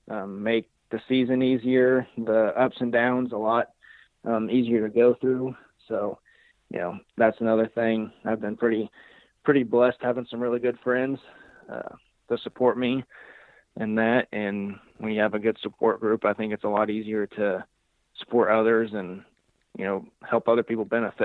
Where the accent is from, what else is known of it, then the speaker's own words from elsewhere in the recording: Illinois, United States; I'm from Southern Illinois.